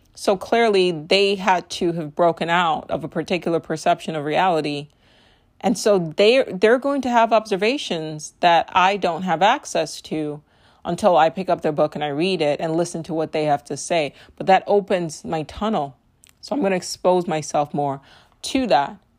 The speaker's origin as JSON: {"language": "English", "country": "United States", "said": "my experience as an American"}